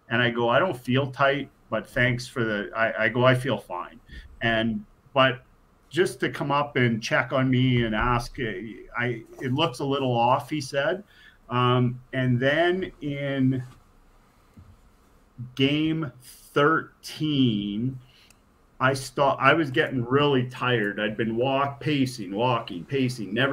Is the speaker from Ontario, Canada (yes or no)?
no; Regina, Saskatchewan, Canada; also born or lived in Thompson, Manitoba; when we moved from Thompson to Regina